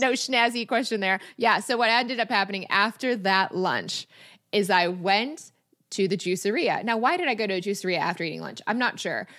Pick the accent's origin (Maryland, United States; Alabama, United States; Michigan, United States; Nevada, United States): Michigan, United States; Rochester; moved away as an adult; also born or lived in Ann Arbor, Michigan / Chicago; I grew up in Michigan. I grew up in Rochester, forty-five minutes from Detroit my whole life